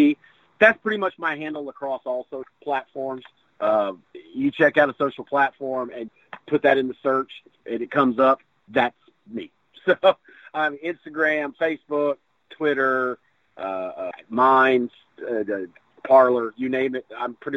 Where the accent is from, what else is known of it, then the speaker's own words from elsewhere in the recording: the South, United States; I grew up when I did in where I grew up in the South